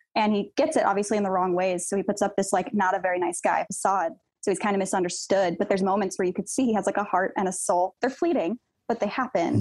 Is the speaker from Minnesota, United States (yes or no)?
no; Joshua Tree, California, United States; Joshua Tree, California